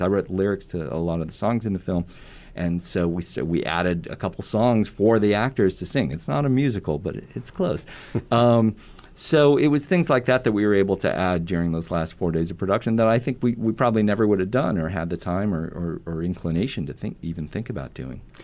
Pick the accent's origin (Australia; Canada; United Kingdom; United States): United States; Omaha, Nebraska; moved away as an adult; also born or lived in Saint Louis / Washington, D.C.; I grew up in Omaha, but I went to college in Saint Louis